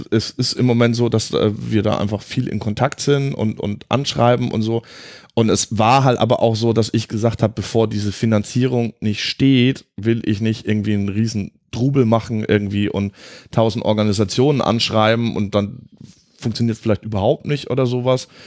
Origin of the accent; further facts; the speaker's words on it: Southern Germany, Germany; ich komme ja ursprünglich aus Süddeutschland. Ähm, konnte auch ganz lange mit Grünkohl gar nicht so viel anfangen